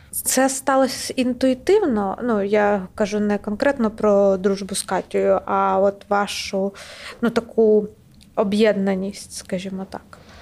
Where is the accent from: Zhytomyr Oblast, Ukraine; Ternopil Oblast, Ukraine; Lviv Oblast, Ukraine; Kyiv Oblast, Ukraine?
Kyiv Oblast, Ukraine; моя сім'я з Київщини, і, відповідно, моє різне селище було окуповане